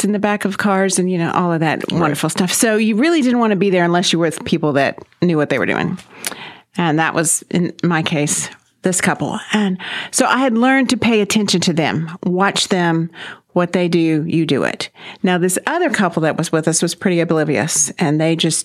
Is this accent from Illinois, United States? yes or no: no; Corpus Christi, Texas, United States; also born or lived in Fort Worth / Wimberley; now in Mansfield, United States; I was 3 or 4 years old when my family moved to Corpus Christi. So I grew up really in Corpus Christi